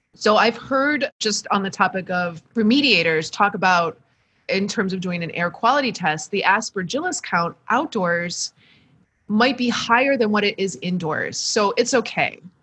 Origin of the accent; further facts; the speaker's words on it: Michigan, United States; a Midwesterner from All Michigan